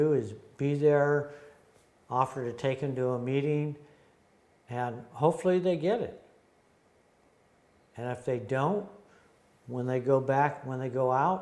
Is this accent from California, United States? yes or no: yes; Los Angeles, California, United States; also born or lived in Ventura, California / Malibu, California / Van Nuys, California; My dad died when I was 10. We moved from Ventura to the San Fernando Valley